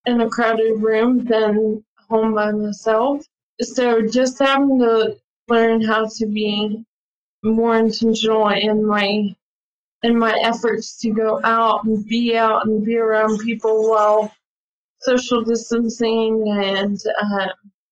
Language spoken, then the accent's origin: English; Hico, Texas, United States; moving back to my hometown of Hyco